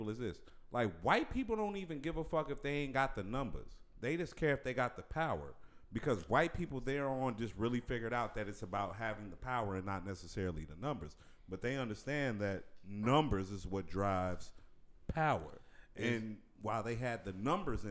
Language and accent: English; Chicago, Illinois, United States; I grew up around the Chicagoland area